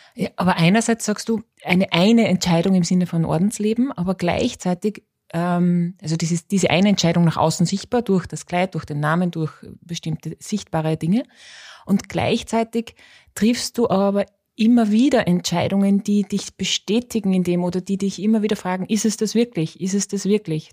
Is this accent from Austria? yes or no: yes; Austria; ich bin Österreicherin